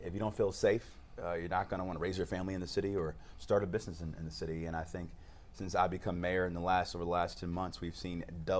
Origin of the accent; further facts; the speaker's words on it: Cleveland, Ohio, United States; I was growing up on Dove in the Southeast Side